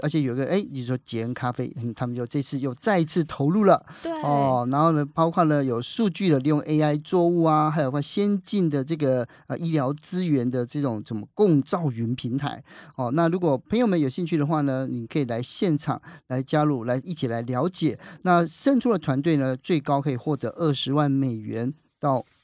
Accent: southern Taiwan, Taiwan; 我们南部的孩子

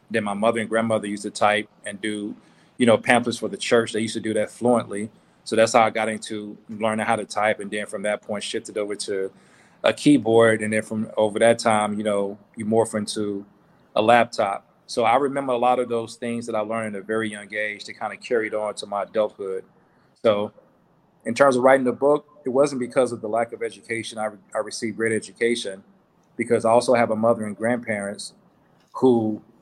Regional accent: the South, United States; So it was rain, you know, shine, sleet, or snow, as we say growing up in the South

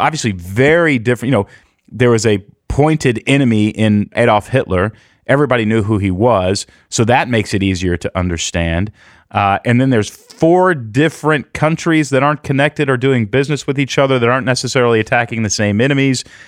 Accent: Houston, Texas, United States; moved away; also born or lived in Portland; I grew up in Houston and went through Hurricane Alicia when I was a kid

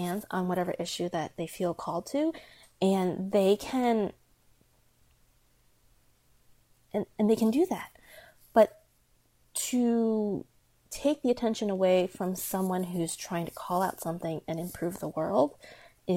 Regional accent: United States; first language Chinese; English is a second language; being Asian American

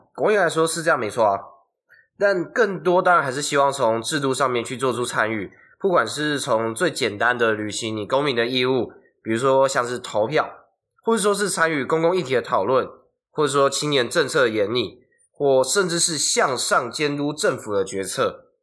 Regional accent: Hsinchu, Taiwan; 我是新竹人啊

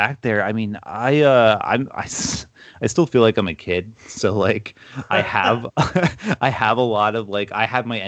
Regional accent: Toms River, New Jersey, United States; My hometown, Toms River, New Jersey, in the 90s, a lot of kids did get sick

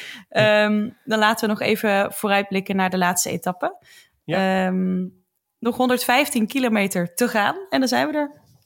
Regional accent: Roosendaal, North Brabant, Netherlands; Dat is een dorpje naast Roosendaal waar ik vandaan kom.

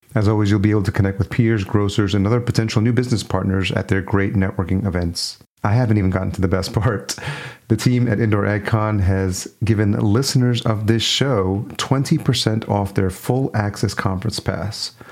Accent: Yonkers, New York, United States; now in Minneapolis, United States; I grew up in New York. I grew up just outside in Yonkers. I live in Minneapolis now

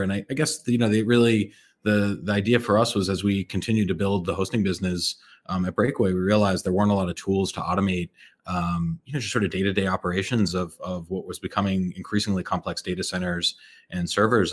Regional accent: Andover, Massachusetts, United States; moved away as an adult; also born or lived in Montreal; I grew up in Andover, Massachusetts, which is, uh, you know, just north of Boston

